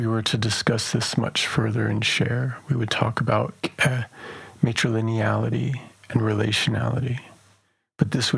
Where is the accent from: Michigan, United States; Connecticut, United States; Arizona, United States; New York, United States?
Arizona, United States; Black Mesa; moved away; I'm originally from Black Mesa